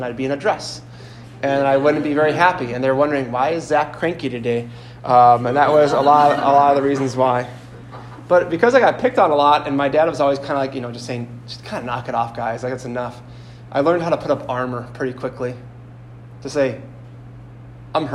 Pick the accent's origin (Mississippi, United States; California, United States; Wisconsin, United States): Wisconsin, United States; Sheboygan; I come from Sheboygan, which is about an hour east of here, roughly